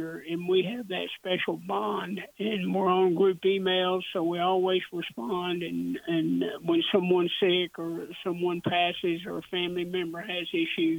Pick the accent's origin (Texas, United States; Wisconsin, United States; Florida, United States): Texas, United States; Dallas; As a kid, I grew up in the Dallas area.